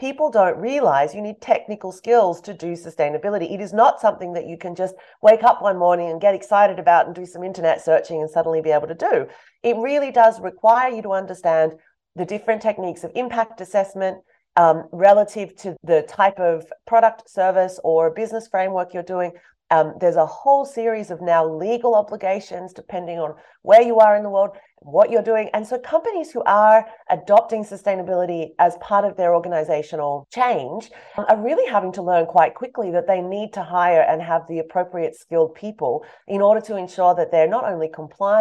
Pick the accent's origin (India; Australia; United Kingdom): Australia; moved away; also born or lived in Europe; I'm from Australia.